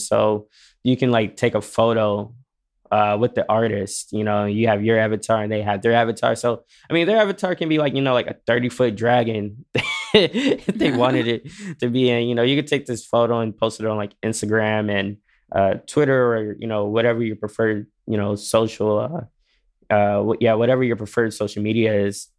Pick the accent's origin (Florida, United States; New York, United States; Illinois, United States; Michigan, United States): Michigan, United States; Detroit; moved away as an adult; now in West Hollywood, United States; I am originally from Detroit. I am new to L